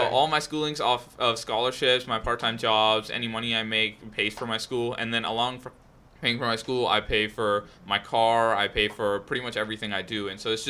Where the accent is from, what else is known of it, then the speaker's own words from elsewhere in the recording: New York, United States; also born or lived in India; now in Houston, United States; I was born in India. I was raised in New York, and then I moved to Houston. I go to University of Houston. I'm currently a sophomore